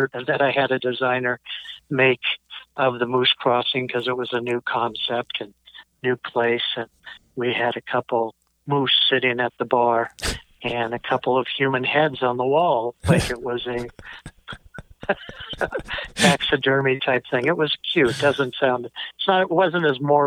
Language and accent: English; Portland, Oregon, United States; moved away as an adult; also born or lived in Eugene, Oregon; now in Lancaster, New Hampshire, United States; I grew up in Portland, Oregon, and went to school at University of Oregon, Eugene, Oregon there. And then when I was 26, I left Oregon.